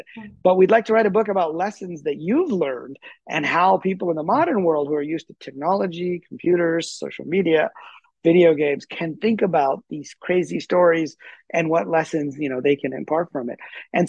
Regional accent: Punjab, Pakistan; born there; I was born in Pakistan near Lahore, which where Yogananda spent some time when he was a little baby

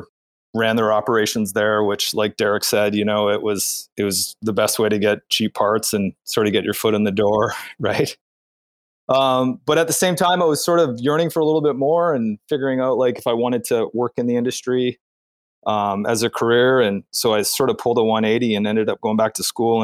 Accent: Calgary, Alberta, Canada; moved away; I grew up in Calgary, Alberta.

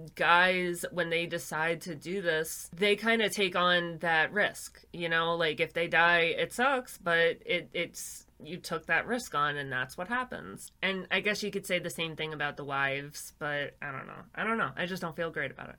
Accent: New York, United States; I'm a girl from New York

